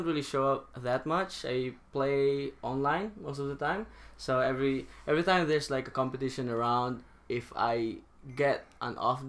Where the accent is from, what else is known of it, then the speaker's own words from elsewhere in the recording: Philippines; moved away as an adult; also born or lived in Singapore; I'm from the Philippines.